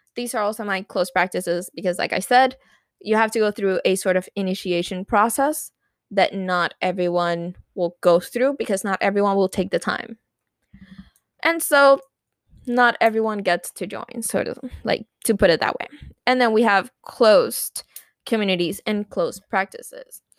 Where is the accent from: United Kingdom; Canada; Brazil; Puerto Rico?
Puerto Rico; first language Spanish; English is a second language; We we are Puerto Rican.